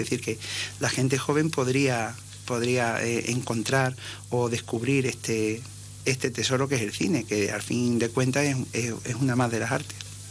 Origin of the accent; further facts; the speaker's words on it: Ceuta, Spain; Yo soy ceutí de, nacimiento